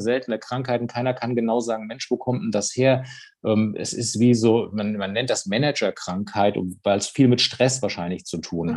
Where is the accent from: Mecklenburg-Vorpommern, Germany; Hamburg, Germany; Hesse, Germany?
Hesse, Germany; near Darmstadt; Ich komme aus der Nähe von Darmstadt